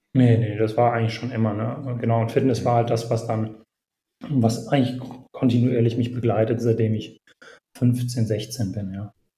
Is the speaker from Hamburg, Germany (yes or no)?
no; Bonn, North Rhine-Westphalia, Germany; ich selbst bin in Bonn aufgewachsen, äh, in einem kleinen, also in einem Vorort von Bonn